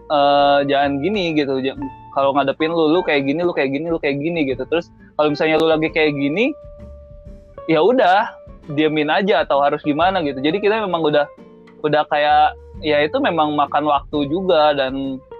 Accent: West Java, Indonesia; gua juga asli Sunda tapi sih

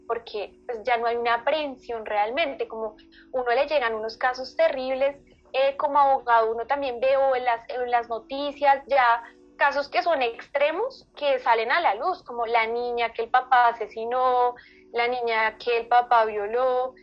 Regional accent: Colombia; soy de Colombia

